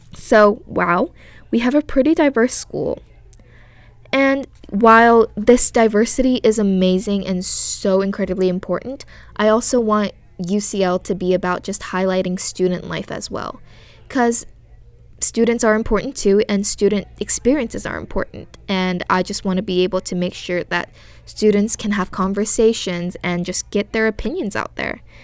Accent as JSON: {"language": "English", "country": "South Korea", "tie": "born or raised there", "moved": "yes", "said": "I was born in South Korea"}